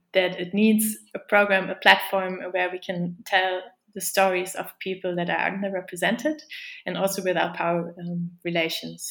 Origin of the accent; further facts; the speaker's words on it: Germany; moved away as an adult; also born or lived in The Hague, Netherlands; I'm from Germany